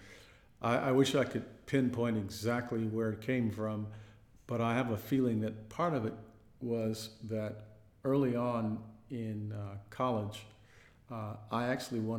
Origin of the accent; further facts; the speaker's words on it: Compton, California, United States; also born or lived in Houston, Texas; I grew up in Compton